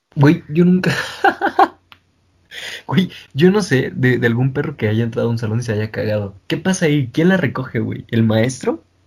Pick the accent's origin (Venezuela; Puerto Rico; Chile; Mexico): Mexico; Mexico City; nosotros los chilangos